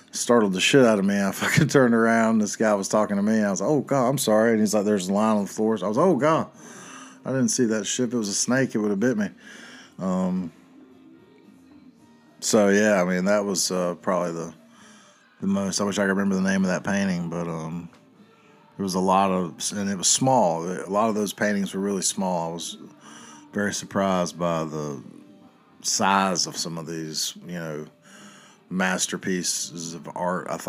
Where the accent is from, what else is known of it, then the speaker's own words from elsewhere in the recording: the South, United States; Growing up in the South over the years